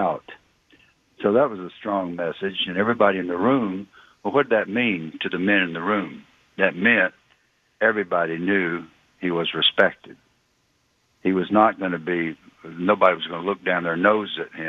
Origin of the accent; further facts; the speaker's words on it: just outside Atlanta, Georgia, United States; accent: Southern; both my wife and I grew up just outside Atlanta